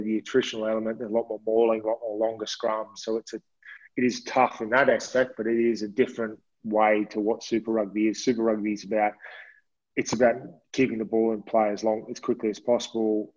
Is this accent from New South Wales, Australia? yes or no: no; Queensland, Australia; I grew up in Queensland playing AFL